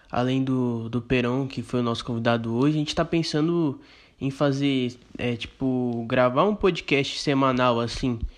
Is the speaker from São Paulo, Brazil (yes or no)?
yes; Campinas, São Paulo, Brazil; Eu sou do interior aqui de Campinas